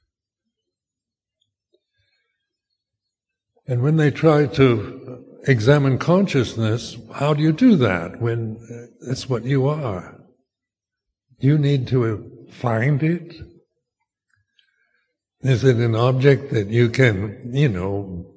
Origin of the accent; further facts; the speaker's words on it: United States; my cultural conditioning of being American in my generation